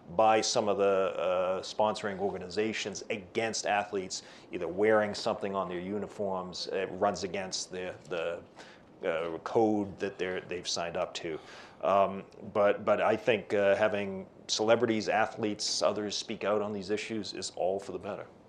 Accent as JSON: {"language": "English", "town": "Boston", "region": "Massachusetts", "country": "United States", "said": "I'm from Boston"}